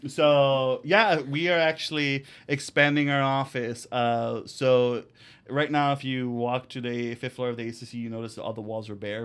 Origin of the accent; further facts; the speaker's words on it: United States; I was born in the United States, but my parents are from Mexico and live in Mexico